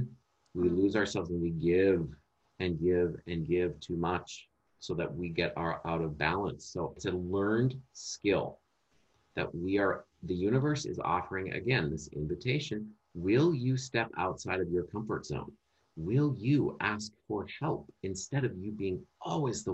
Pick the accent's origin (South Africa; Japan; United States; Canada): United States; Minnesota; moved away; natural accent comes out because that's where I'm from. That's where I grew up as a child